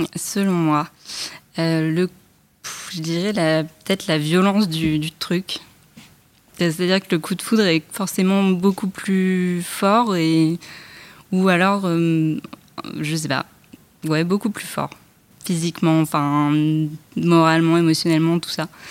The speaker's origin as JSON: {"language": "French", "town": "Paris", "region": "Île-de-France", "country": "France", "said": "je, vis euh, en banlieue, je suis parisienne"}